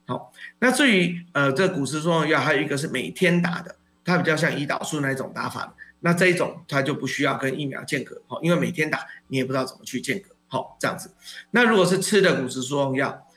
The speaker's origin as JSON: {"language": "Chinese", "country": "Taiwan", "said": "我们台湾人"}